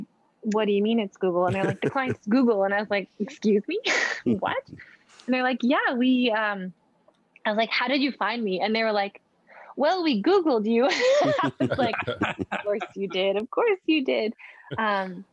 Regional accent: Edmonton, Alberta, Canada; from my home, like from Edmonton, from my hometown

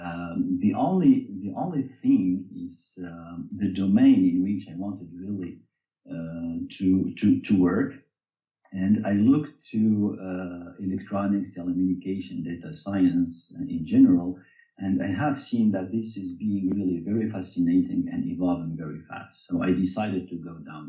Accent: Tunisia; moved away as an adult; now in France; I was born in Tunisia, and I came to France when I was 18 years old to finish my studies

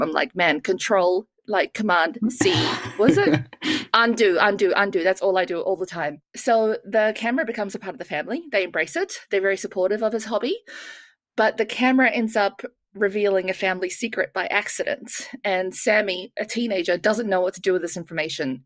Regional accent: New Zealand; moved away; I grew up in New Zealand

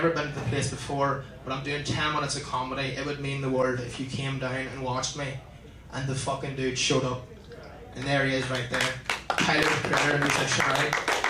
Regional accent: Ireland; I came from Ireland to see his fucking concert on Saturday

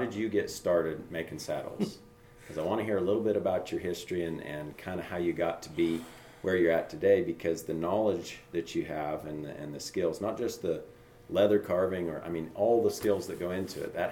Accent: Cody, Wyoming, United States; I was here in Cody. Here in Cody. Yeah, okay. I grew, I grew up here in Cody.

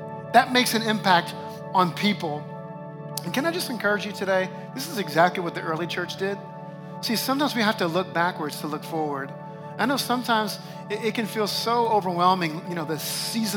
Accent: New Orleans, Louisiana, United States; moved away; my hometown of New Orleans

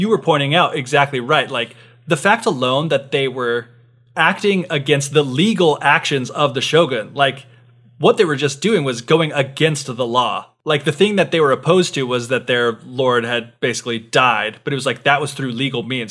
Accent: United States; someone born and raised in the West

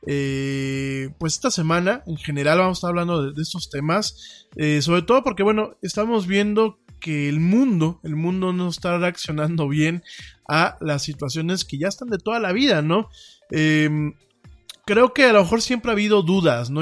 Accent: Mexico; como decimos aquí en México

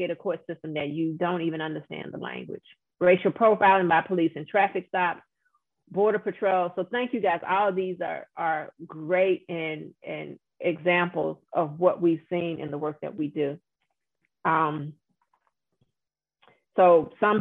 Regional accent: Louisiana, United States; my home state of Louisiana

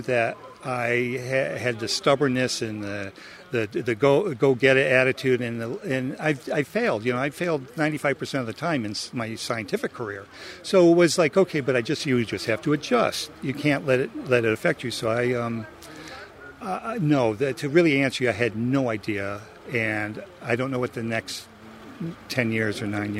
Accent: Torrington, Connecticut, United States; moved away; I grew up in Torrington, Connecticut, but I've been around and around and around

